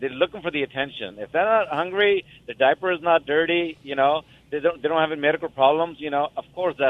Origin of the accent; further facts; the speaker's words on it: California, United States; I'm a truck driver, and I myself have a problem because the time zone. I'm from California, and the time change and all that.